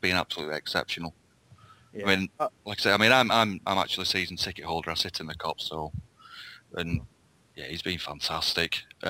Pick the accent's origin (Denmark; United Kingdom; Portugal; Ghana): United Kingdom; Bolton, North West England; accent: Scouse; also born or lived in Liverpool; half my family's from Anfield, but I'm obviously from Bolton.